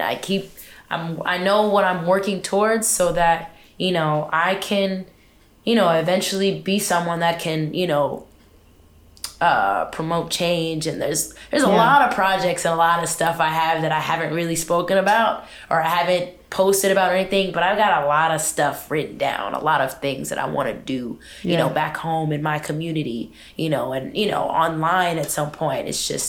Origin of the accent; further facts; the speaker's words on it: Richmond, California, United States; As far as the location, which is, I'm from Richmond, California.